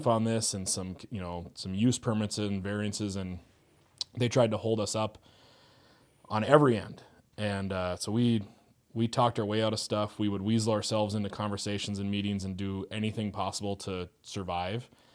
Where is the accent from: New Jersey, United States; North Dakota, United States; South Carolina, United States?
North Dakota, United States; Fargo; moved away as an adult; also born or lived in Moorhead, Minnesota; I grew up in Fargo, um, did, like, the grades in Fargo and then moved to Moorhead.